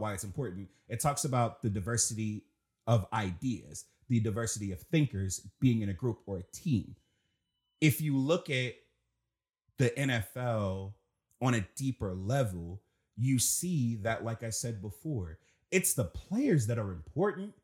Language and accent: English; Washington, District of Columbia, United States; I'm from Southeast D C. So, coming in, coming up in D C